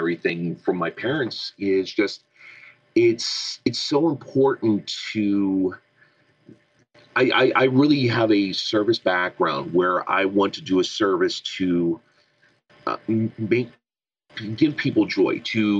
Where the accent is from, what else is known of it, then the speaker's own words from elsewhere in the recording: Southwestern Pennsylvania, United States; I'm from Southwestern PA